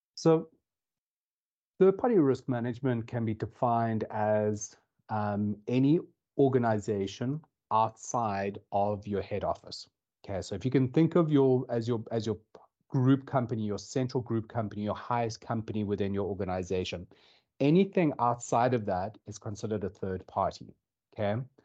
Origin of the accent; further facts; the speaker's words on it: South Africa; moved away as an adult; now in Dublin, Ireland; as you can tell, or potentially tell from the accent, I'm from South Africa. I moved over to Ireland uh, about two years